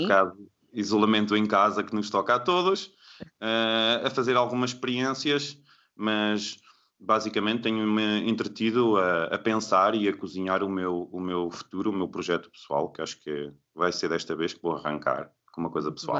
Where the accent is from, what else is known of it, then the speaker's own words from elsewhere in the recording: Bragança, Norte, Portugal; moved away as an adult; also born or lived in Lisbon; Bragança, que é de onde eu, de onde eu sou, eh, em Trás-os-Montes